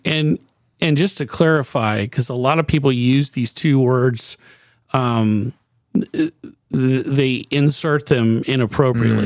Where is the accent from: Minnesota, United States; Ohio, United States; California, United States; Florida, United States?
Florida, United States; Miami; also born or lived in Lake Mary, Florida; I grew up in Miami, and I was there until I was a junior in high school